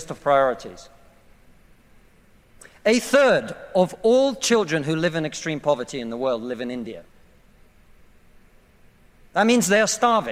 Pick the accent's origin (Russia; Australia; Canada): Russia; now in United Kingdom; I come from Russia